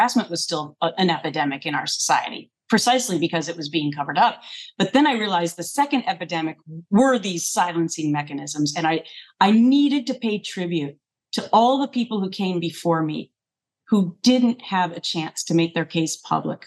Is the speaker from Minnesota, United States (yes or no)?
yes; Minnesota, United States; moved away; I grew up in Minnesota